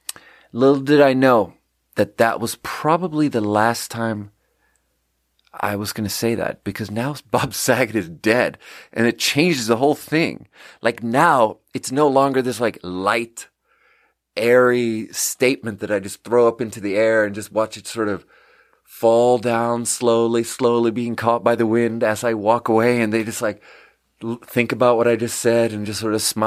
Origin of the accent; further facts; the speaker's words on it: Sweden; English is a second language; And I'm like, yeah, so I'm from Sweden. And … is a very normal name in Sweden.